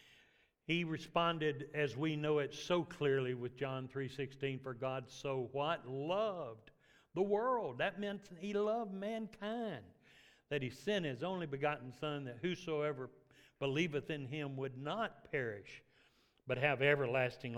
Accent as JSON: {"language": "English", "town": "Memphis", "region": "Tennessee", "country": "United States", "tie": "born or raised there", "moved": "yes", "said": "my dad moved to the city, so I grew up in Memphis"}